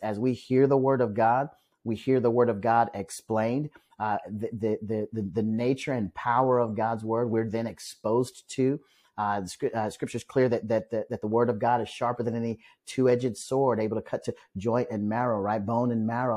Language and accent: English; Omaha, Nebraska, United States; moved away as an adult; now in Douglasville, Georgia, United States; back in Omaha, Nebraska, where I'm from.